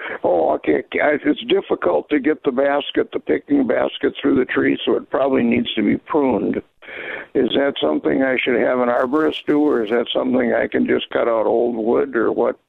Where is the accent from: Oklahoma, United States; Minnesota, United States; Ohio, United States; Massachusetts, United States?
Minnesota, United States; we're from Minnesota, and the apple trees are maybe 7 feet at the tallest, you know, in our area.